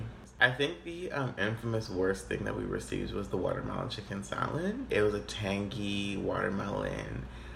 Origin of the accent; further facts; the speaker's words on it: Dallas, Texas, United States; now in New York, United States; I'm from Dallas, Texas, and I'm studying music technology.